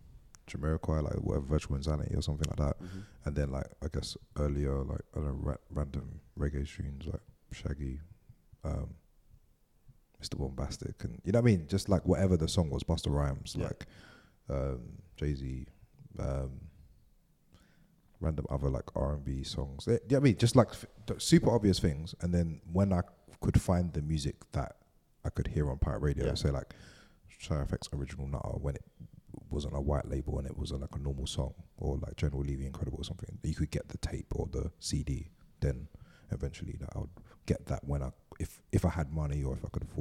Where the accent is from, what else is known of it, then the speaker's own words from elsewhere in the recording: London, United Kingdom; I'm from East London. I grew up listening to pirate radio